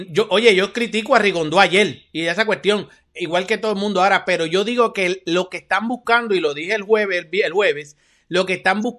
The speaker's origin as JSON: {"language": "Spanish", "country": "Cuba", "said": "y los cubanos defendemos a los nuestros a capa y espada. Pero como cubano te digo, Fer, buen trabajo."}